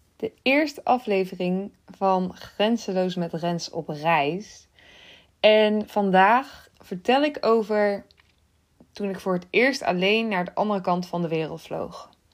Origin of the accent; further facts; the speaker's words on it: Netherlands; Uit Nederland.